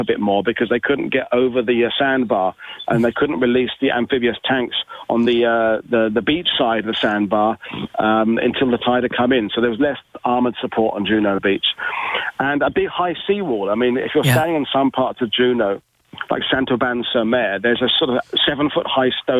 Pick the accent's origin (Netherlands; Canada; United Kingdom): United Kingdom; as a Brit